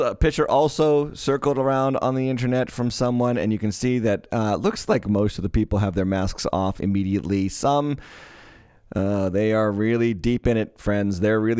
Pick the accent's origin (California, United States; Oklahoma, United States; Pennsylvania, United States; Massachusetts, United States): Massachusetts, United States; I didn't grow up in Ludlow, but Ludlow was about two towns over.